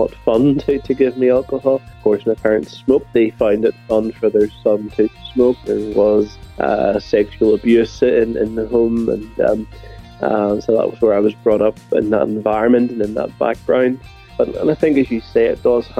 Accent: Northern Ireland, United Kingdom; I was brought up in Northern Ireland

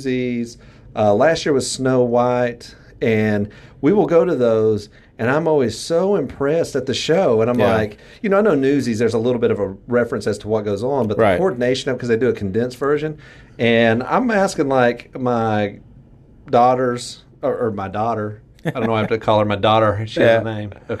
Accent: the South, Southern United States, United States; accent: southern; My southern accent.

